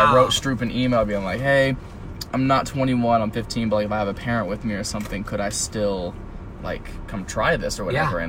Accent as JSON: {"language": "English", "town": "North Lewisburg", "region": "Ohio", "country": "United States", "tie": "born or raised there", "moved": "yes", "said": "It's a really, really, really small town, like an hour west of Columbus called, North Lewisburg."}